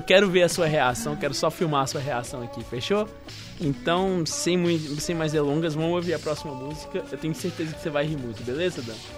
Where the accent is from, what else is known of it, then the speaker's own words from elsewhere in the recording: Patos de Minas, Minas Gerais, Brazil; nós dois somos de Patos de Minas, né? Uma cidade que assim, direto e reto não tinha muita coisa pra gente fazer.